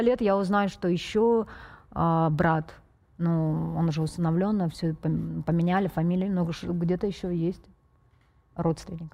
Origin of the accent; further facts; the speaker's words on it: Feodosia, Crimea, Ukraine; я родилась в Феодосии